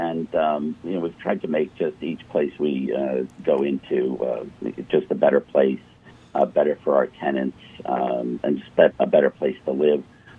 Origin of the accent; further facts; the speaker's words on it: New Jersey Shore, United States; moved away; also born or lived in New York City; Originally from the New Jersey Shore.